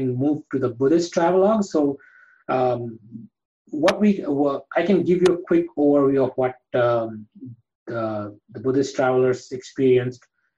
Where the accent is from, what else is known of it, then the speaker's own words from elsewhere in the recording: Gujarat, India; I am from Gujarat